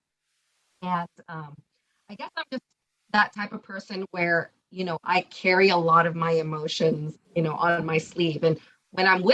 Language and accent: English; Orange County, California, United States; So I grew up here in Orange County.